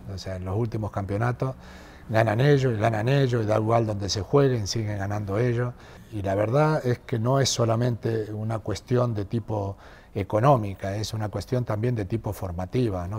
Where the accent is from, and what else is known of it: Argentina; now in Madrid, Spain